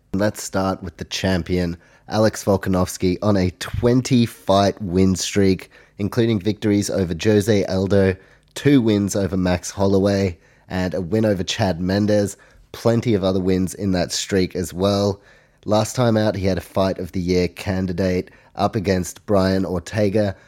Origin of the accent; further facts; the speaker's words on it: Australia; also born or lived in New Zealand; I obviously live in Australia, I am Australian, as well as a Kiwi, have Polish heritage